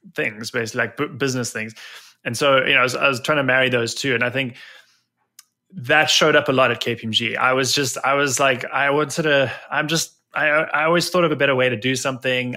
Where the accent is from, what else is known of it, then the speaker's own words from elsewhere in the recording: South Africa; accent: South African; moved away as an adult; now in New Jersey, United States; where this accent began in, in South Africa, and, um, I spent the first twenty-seven odd years of my life there